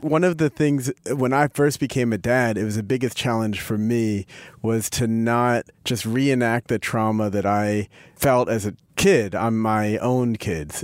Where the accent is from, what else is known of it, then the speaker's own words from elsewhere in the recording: Philadelphia, Pennsylvania, United States; I grew up in Philadelphia